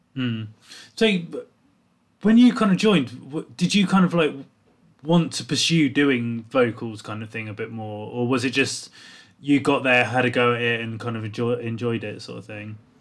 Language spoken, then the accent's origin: English; South Coast, England, United Kingdom; I grew up on the South Coast